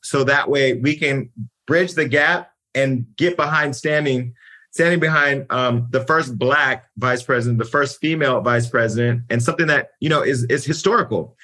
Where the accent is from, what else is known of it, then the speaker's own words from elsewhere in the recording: California, United States; I'm from California